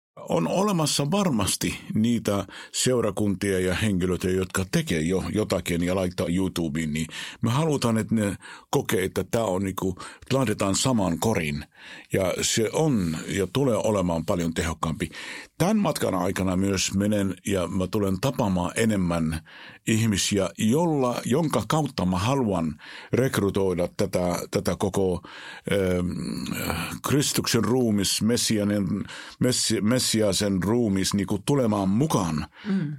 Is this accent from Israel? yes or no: yes; Israel; Finnish is a second language; moved away as an adult; now in Finland; mä olen syntynyt Israelissa, mä olen käynyt koulua ja elänyt 19 vuotta elämästäni Israelissa.